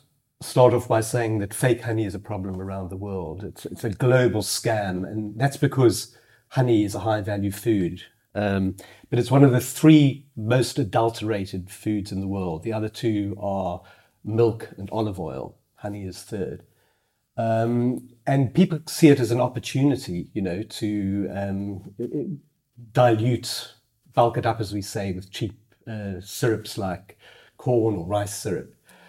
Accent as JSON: {"language": "English", "country": "South Africa", "said": "as a South African producer, with your pure South African honey"}